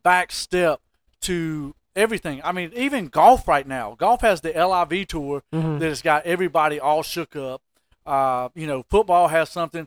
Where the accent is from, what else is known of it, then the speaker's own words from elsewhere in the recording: Eden, North Carolina, United States; I grew up in Eden